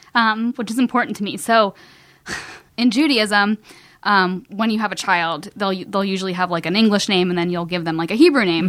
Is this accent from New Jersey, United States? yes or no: no; Cincinnati, Ohio, United States; moved away as an adult; also born or lived in Kentucky; now in Los Angeles, United States; I'm from Cincinnati